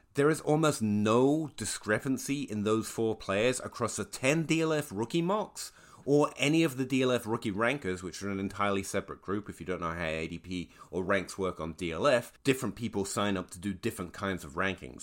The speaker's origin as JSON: {"language": "English", "region": "England", "country": "United Kingdom", "tie": "born or raised there", "said": "I am an Englishman who was once a schoolchild"}